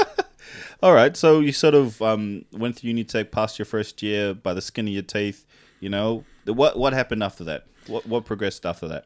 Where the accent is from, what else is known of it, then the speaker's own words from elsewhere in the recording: Tonga; moved away; also born or lived in Fiji; I grew up in Tonga